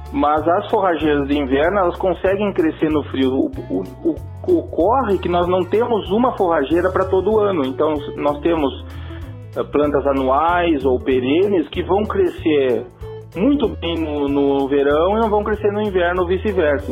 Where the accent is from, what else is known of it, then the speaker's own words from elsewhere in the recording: Rio Grande do Sul, Brazil; accent: gaúcho; Um sotaque gaúcho